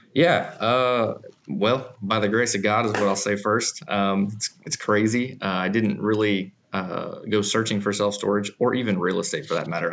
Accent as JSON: {"language": "English", "region": "Missouri", "country": "United States", "moved": "as an adult", "lives_now": "Garland, United States", "said": "I'm from Missouri"}